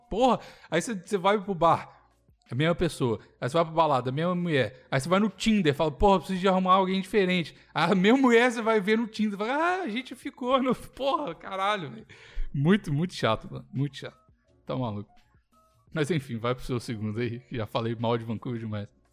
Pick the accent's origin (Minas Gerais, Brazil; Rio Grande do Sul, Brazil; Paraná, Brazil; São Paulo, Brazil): Minas Gerais, Brazil; Belo Horizonte; moved away; eu sou de Belo Horizonte